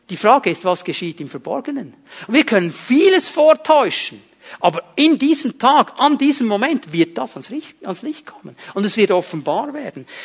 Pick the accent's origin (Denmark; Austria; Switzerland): Switzerland; Zurich; Und ich bin in diesem kleinen Bauerndorf aufgewachsen im Kanton Zürich und zu der damaligen Zeit, da gab es nicht viele Italiener oder Halbitaliener